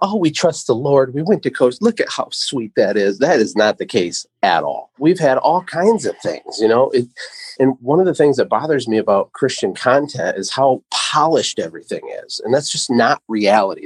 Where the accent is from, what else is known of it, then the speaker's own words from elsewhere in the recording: Michigan, United States; also born or lived in Costa Rica; I'm from Michigan, but we're in Costa Rica